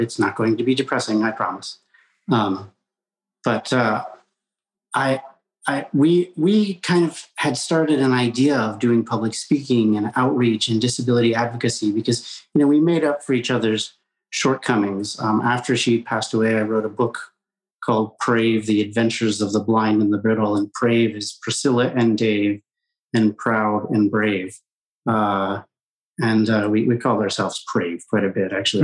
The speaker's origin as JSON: {"language": "English", "region": "Colorado", "country": "United States", "tie": "born or raised there", "said": "I grew up in Colorado in mainstream public schools, K through 12."}